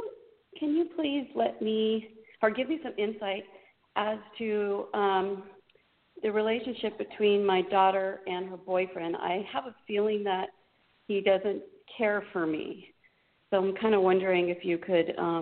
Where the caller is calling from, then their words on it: Orange County, California, United States; I'm calling from Orange County, California.